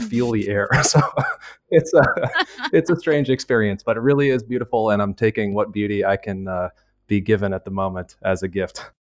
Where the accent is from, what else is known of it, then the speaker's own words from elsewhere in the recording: United States; moved away as an adult; now in Milan, Italy; I'm an American.